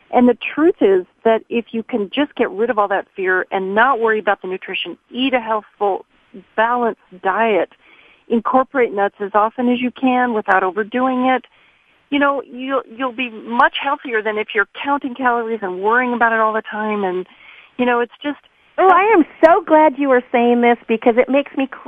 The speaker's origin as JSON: {"language": "English", "region": "Pacific Northwest", "country": "United States", "moved": "yes", "lives_now": "France", "said": "I hail from the Pacific Northwest, both Oregon and Washington"}